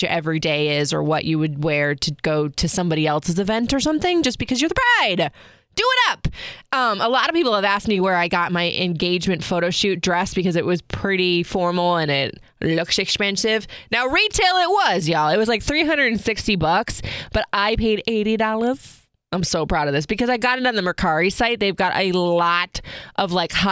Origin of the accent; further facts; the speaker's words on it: Florida, United States; moved away as an adult; I grew up in Florida